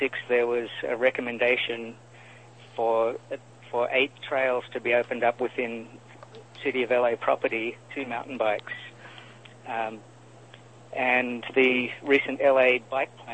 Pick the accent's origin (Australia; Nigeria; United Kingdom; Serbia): Australia; now in Los Angeles, United States; From Australia originally.